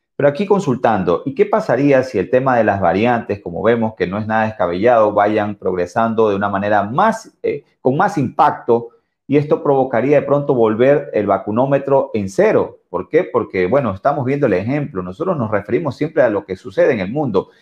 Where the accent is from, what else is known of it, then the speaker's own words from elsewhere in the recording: Ecuador; nosotros como ecuatorianos